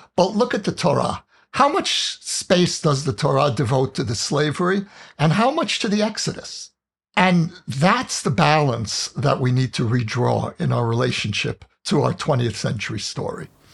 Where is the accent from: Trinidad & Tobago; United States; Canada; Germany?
United States; moved away as an adult; now in Israel; an American Jew who chose to live here